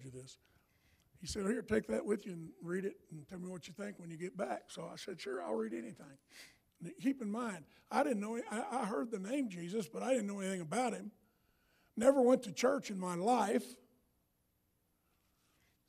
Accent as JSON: {"language": "English", "region": "the South", "country": "United States", "said": "I'm from the South"}